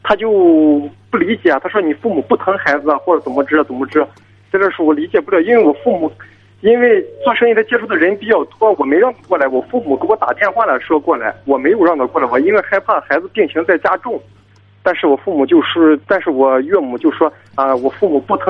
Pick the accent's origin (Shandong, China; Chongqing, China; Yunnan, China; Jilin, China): Shandong, China; Jinan; 我是济南的，